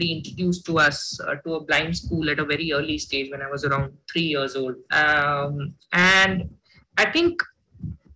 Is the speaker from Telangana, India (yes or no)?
no; Jodhpur, Rajasthan, India; I come from Hindi medium, from a Jodhpur blind school